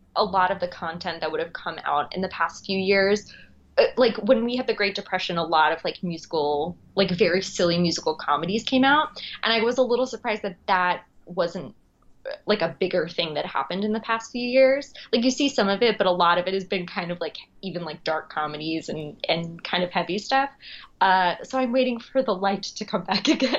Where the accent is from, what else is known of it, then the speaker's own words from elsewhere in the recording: Long Island, New York, United States; also born or lived in Queens, New York; I'm originally from Long Island, uh, and I live in Queens now